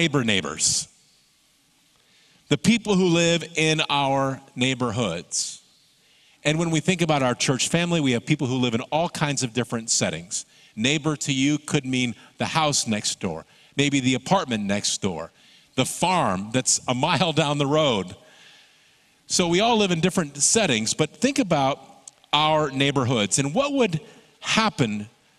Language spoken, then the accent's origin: English; Michigan, United States; Growing up in Michigan